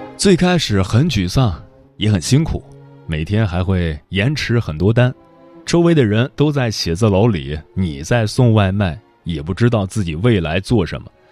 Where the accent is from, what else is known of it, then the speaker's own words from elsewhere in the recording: Datong, Shanxi, China; now in Beijing, China; 我之前可爱批评我老家了，大同太落后了，三四线城市容不下灵魂